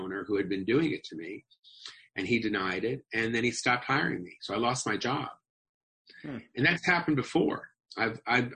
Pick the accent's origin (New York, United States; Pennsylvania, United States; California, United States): California, United States; Los Angeles; I grew up in Los Angeles, right near the May Company.